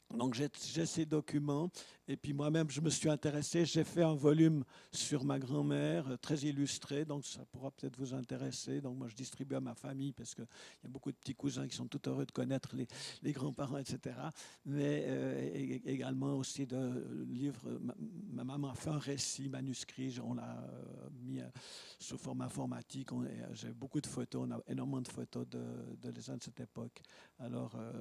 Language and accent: French; Leysin, Vaud, Switzerland; moved away; also born or lived in Lausanne; je suis né à Lesins. J'y ai vécu quelques années